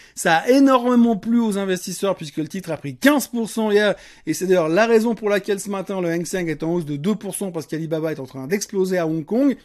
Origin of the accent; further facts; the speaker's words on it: Switzerland; chez nous en Suisse